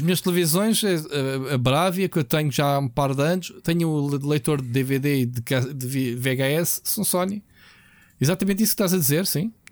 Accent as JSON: {"language": "Portuguese", "country": "Portugal", "said": "Nós, como portugueses, latinos"}